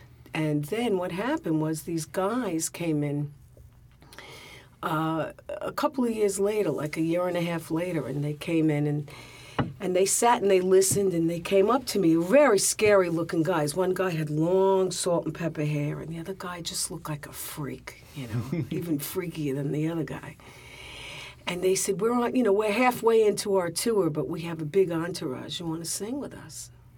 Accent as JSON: {"language": "English", "town": "New York City", "region": "New York", "country": "United States", "tie": "born or raised there"}